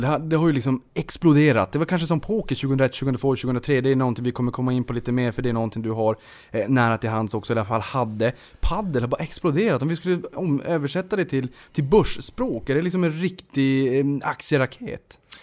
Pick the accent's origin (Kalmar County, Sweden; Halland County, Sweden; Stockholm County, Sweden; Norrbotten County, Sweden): Norrbotten County, Sweden; Boden; jag kommer ju från Boden